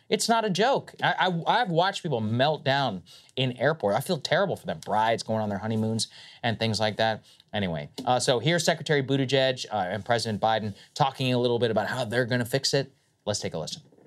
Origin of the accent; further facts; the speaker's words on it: Texas, United States; I am from Texas